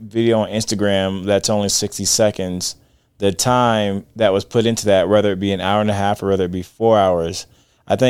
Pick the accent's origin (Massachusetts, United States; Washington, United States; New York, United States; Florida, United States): Florida, United States; I'm from Florida.